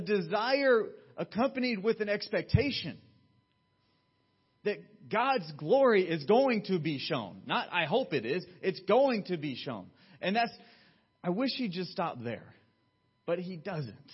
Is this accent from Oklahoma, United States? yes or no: no; Georgia, United States; now in California, United States; Where I grew up in Georgia, we'd have thunderstorms all the time